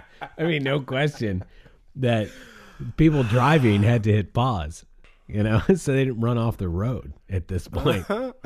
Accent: Barcelona, Catalonia, Spain; English is a second language; I'm originally from Barcelona. It comes out when I say ago.

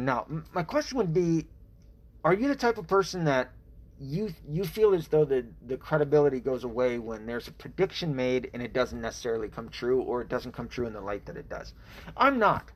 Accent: Tennessee, United States; I was raised in Tennessee. So I was raised in the Bible Belt, half raised, I should say.

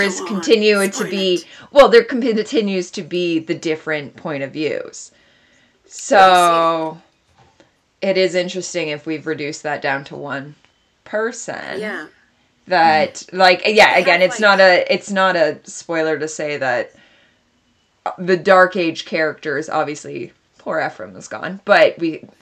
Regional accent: Canada; We're Canadian.

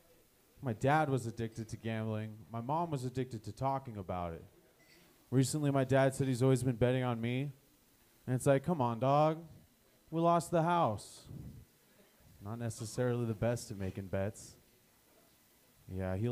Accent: Aurora, Colorado, United States; I'm from Aurora, aka the Nebraska of Colorado.

